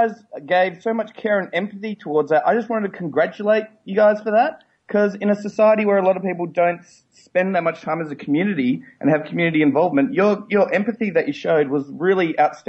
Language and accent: English; Australia; Being Australian